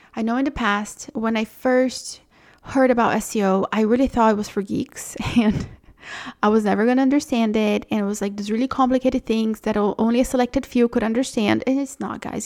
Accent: Brazil; moved away; I'm from Brazil

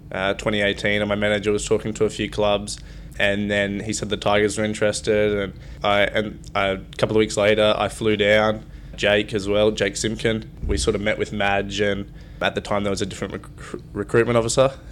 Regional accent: Brisbane, Queensland, Australia; moved away as an adult; So I grew up in Brisbane. I was born there and played all my footy at Wynnum Manly Seagulls.

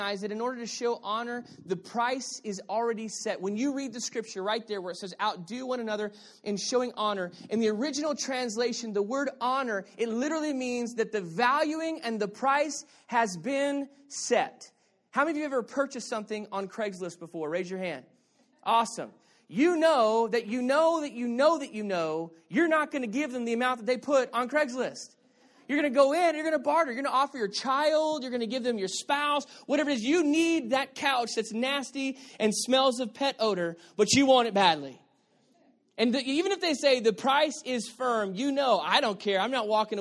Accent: Texas, United States; moved away; also born or lived in Arizona; I'm from Texas

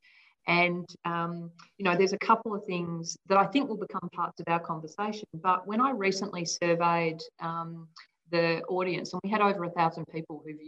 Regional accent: Hong Kong; moved away; I grew up in Hong Kong

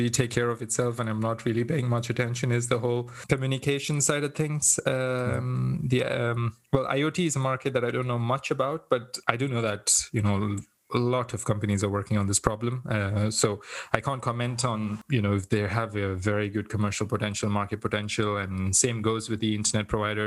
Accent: India; I come from India

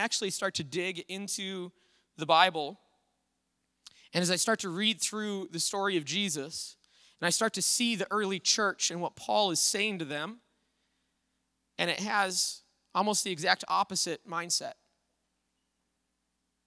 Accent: Little Falls, United States; I grew up over in Little Falls

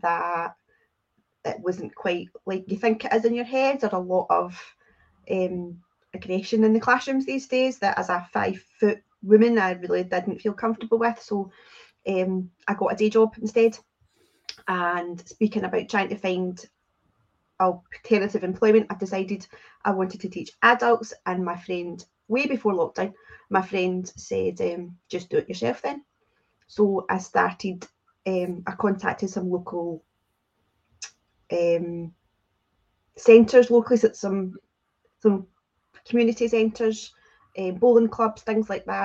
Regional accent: Scotland, United Kingdom; accent: Scottish; I am Scottish, in case you can't tell from the accent

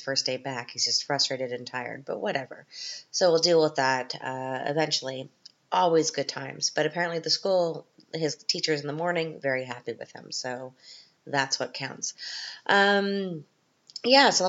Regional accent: Canada; now in Austria; I'm Canadian

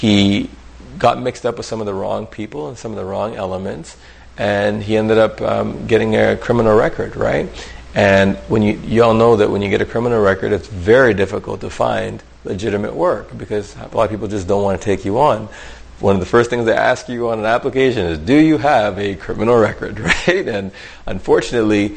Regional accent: Vancouver, British Columbia, Canada; also born or lived in Ottawa; I was born in Ottawa, and then, you know, my mom, when she was finishing up her degree, I had to go live for a year, or about almost 2 years, with my grandmother. When my mom finished up her degree, she came for me, and then we ended up moving over to Vancouver.

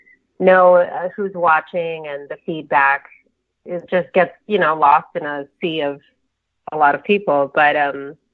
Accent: New Jersey, United States; I grew up in New Jersey.

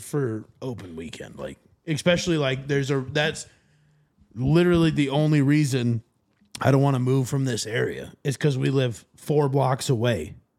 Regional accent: Sioux Falls, South Dakota, United States; I'm from the Sioux Falls area

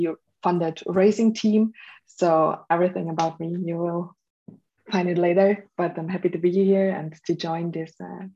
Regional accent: Germany; I'm from Germany

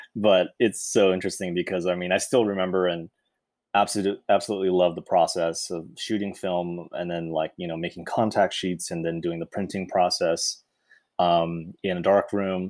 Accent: Irvine, California, United States; I grew up in Irvine

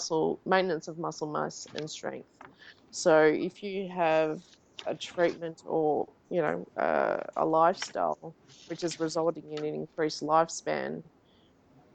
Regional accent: Australia; now in Davis, United States; being an Australian

